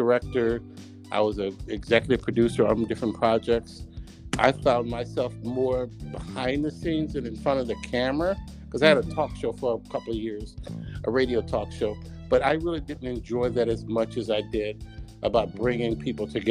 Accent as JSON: {"language": "English", "region": "Texas", "country": "United States", "moved": "as an adult", "lives_now": "New Jersey, United States", "said": "I am from Texas"}